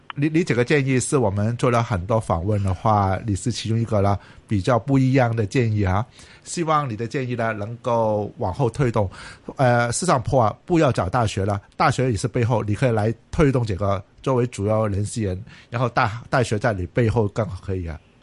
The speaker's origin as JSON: {"language": "Chinese", "country": "Hong Kong", "said": "我是香港人"}